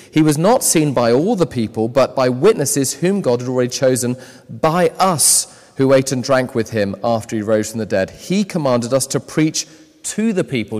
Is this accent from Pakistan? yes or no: no; United Kingdom; I'm British